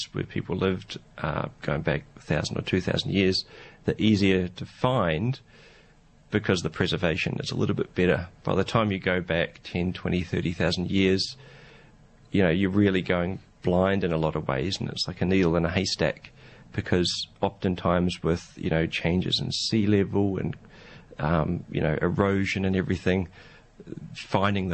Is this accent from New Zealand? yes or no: yes; New Zealand; moved away as an adult; now in Australia; I'm from New Zealand, so I cut my teeth in archaeology there